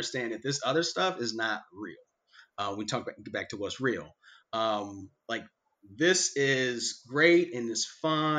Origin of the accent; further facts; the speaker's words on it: Chicago, Illinois, United States; also born or lived in South Side, Chicago; I was born on the South Side, and then I was like 6 or 7 years old, we moved to the South Suburbs of Chicago